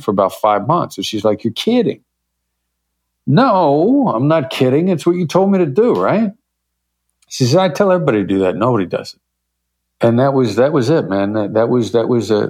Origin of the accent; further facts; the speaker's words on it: Iowa, United States; moved away as an adult; I grew up in Iowa.